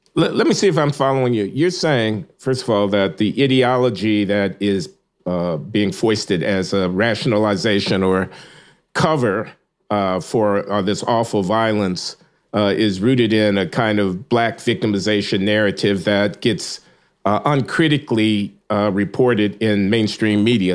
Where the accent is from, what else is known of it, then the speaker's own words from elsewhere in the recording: Chicago, Illinois, United States; moved away; my hometown